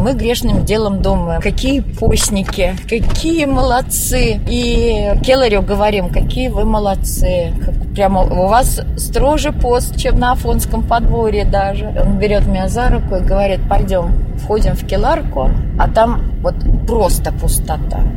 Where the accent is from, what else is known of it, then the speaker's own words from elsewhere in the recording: Moscow, Russia; Я сама из Москвы